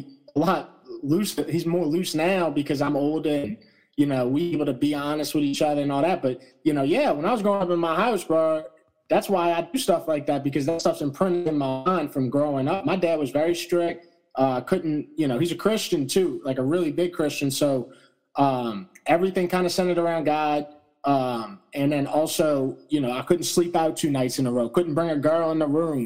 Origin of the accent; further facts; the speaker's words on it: St. Bernard Parish, Louisiana, United States; being from St. Bernard Parish